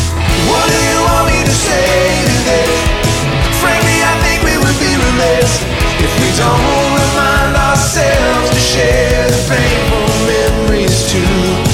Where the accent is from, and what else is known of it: Calabasas, California, United States; born or raised there